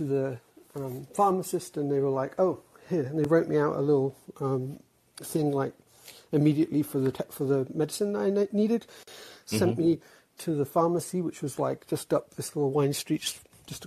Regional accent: England, United Kingdom; moved away as an adult; now in United States; I'm from England, but I'm in the US, like married to an American. So I've been here a while.

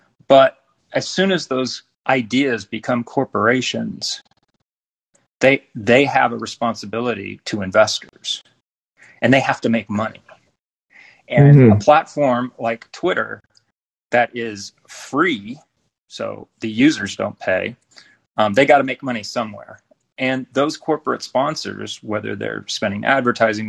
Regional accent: Silicon Valley, California, United States; moved away as an adult; I was born and raised in Silicon Valley and spent almost my entire professional career there before escaping

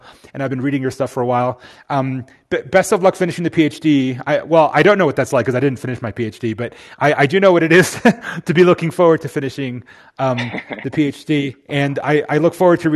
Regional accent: Miami, Florida, United States; moved away; I was raised in Miami

